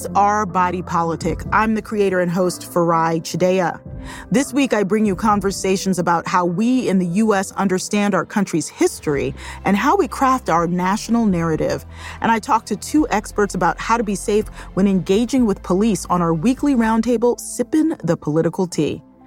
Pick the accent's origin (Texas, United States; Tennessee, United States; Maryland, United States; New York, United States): Maryland, United States; Baltimore; Where I grew up in Baltimore